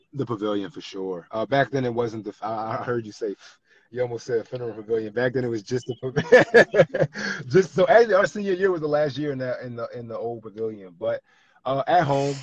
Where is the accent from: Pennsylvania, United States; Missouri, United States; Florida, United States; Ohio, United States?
Pennsylvania, United States; Philadelphia; growing up in Philly and South Philly especially growing up in South Philly